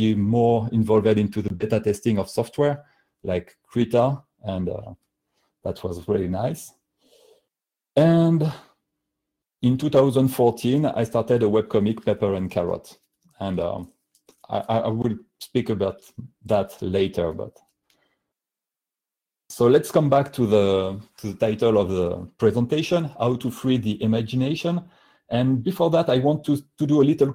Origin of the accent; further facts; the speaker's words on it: France; accent: heavy French; English is a second language; my heavy French accent